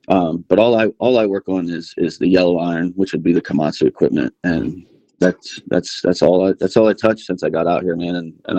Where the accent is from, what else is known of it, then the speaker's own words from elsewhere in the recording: Pennsylvania, United States; moved away as an adult; also born or lived in Bradenton, Florida; now in West Texas, United States; I was born in Florida. We lived there not very long. And then we moved actually to Pennsylvania, Amish country. Mm-hmm. And that's where I grew up, man.